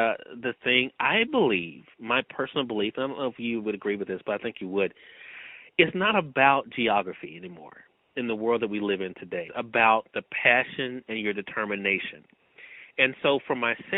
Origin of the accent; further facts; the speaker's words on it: Mississippi, United States; I'm from Mississippi